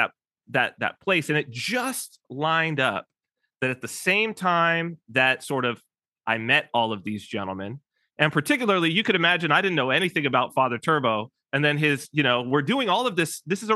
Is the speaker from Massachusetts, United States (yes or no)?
no; Southern California, United States; we're both from Southern California, which my family is as well